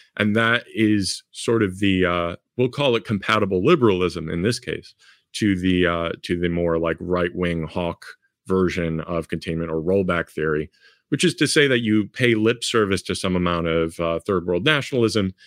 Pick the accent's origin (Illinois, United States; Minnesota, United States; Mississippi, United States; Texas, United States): Illinois, United States; Chicago; here in, in my hometown